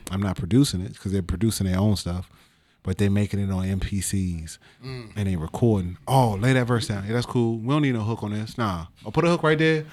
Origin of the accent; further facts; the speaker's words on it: Washington, District of Columbia, United States; also born or lived in Capitol Heights, Maryland / Suitland, Maryland; I'm from Northeast